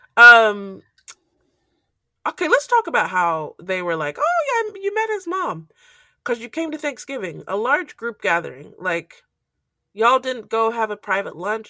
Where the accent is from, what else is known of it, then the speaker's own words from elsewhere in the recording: Nigeria; I'm Nigerian